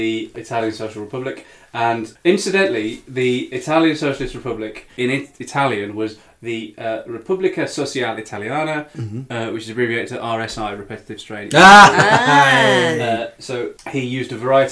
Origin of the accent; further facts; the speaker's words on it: United Kingdom; being British and growing up here